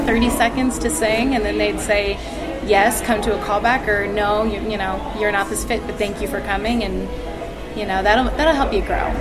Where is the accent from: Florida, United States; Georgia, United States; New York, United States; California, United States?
Georgia, United States; Atlanta; now in Las Vegas, United States; I grew up in Atlanta.